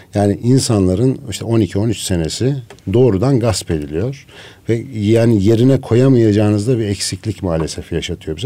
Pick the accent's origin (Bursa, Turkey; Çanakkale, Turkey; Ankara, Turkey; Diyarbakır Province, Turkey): Ankara, Turkey; moved away as an adult; also born or lived in Şavşat / Ermenek; now in Istanbul, Turkey; Ankaralıyım hep doğma büyüme aslında.